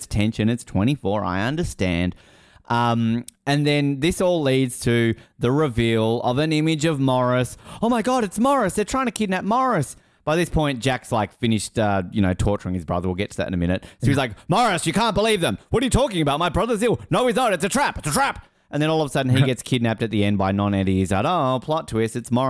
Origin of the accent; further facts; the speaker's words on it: Australia; I'm Australian. I shouldn't be allowed to be president.